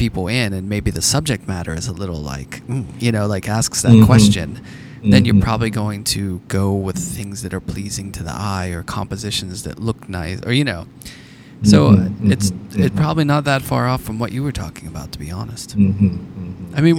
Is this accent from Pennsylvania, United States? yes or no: yes; Pittsburgh, Pennsylvania, United States; I grew up in Pittsburgh, and Andy Warhol was just kind of, it was always around